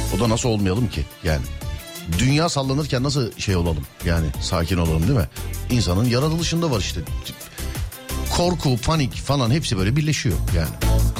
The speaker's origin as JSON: {"language": "Turkish", "region": "Istanbul", "country": "Turkey", "said": "ben İstanbullu olarak"}